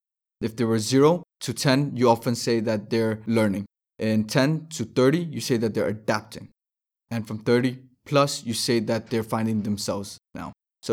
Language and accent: English; Denmark; Born and raised in Denmark.